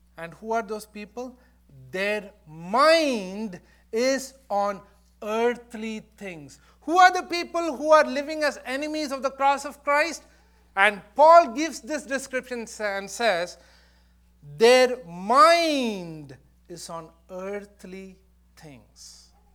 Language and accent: English; India; moved away; I, I was born and brought up there.